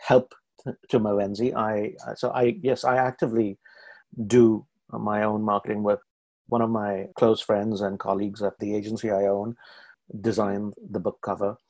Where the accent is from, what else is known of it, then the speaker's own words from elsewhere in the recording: India; moved away as an adult; now in Canada; As an Indian writer, who comes from India